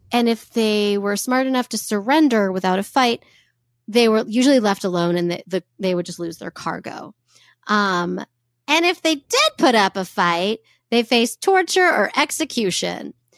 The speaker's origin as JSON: {"language": "English", "country": "United States", "said": "we're American"}